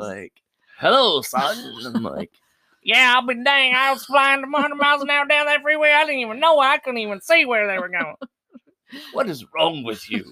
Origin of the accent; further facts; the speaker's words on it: California, United States; I grew up in California